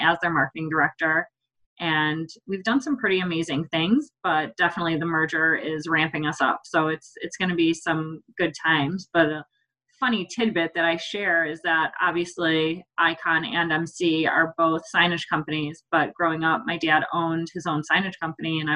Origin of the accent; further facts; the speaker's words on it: Chicago suburbs, Illinois, United States; also born or lived in London; I grew up in the Chicago suburbs